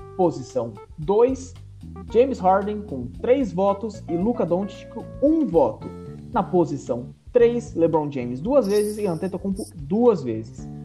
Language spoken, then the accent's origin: Portuguese; São Paulo, Brazil; a gente é de São Paulo